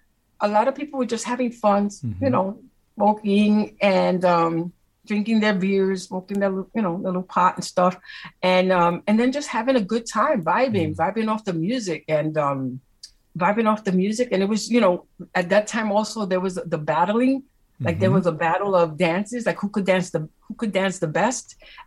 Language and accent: English; New York City, New York, United States; I grew up in Spanish Harlem. Mm-hmm. I came from my family's from Puerto Rico, and you know, we lived in Spanish Harlem. So I mean, during those times, it wasn't the best neighborhood